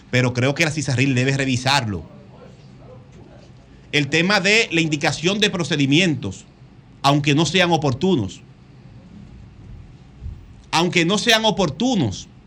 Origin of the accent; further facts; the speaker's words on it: Dominican Republic; lo saben cómo somos dominicanos